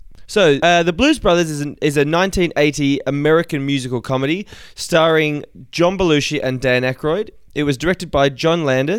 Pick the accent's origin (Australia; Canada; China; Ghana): Australia; You've probably picked up that I'm Australian